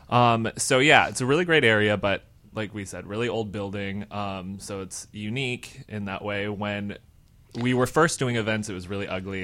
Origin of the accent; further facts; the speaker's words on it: Michigan, United States; now in Chicago, United States; I'm from Michigan